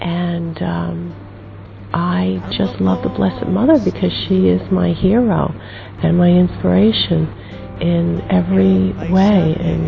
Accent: United States; I'm from the United States

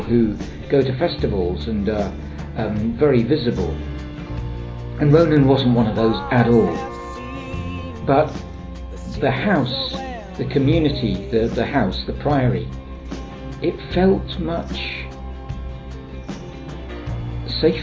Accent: England, United Kingdom; from England

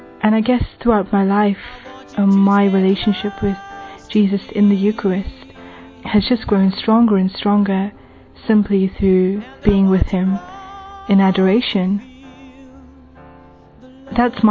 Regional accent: England, United Kingdom; I'm from England, and I'm 27 years old.

